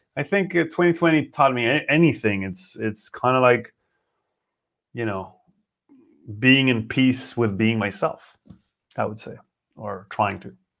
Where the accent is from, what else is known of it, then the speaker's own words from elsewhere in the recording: Israel; English is a second language; now in Berlin, Germany; I know Hebrew pretty good. I know English, as you know. It's not my native language